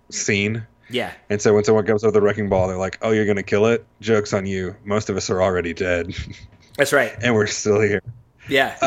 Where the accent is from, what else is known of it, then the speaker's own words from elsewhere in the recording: New Jersey, United States; Like, yeah, I'm from Jersey. I'm a Giants fan they're in Jersey too.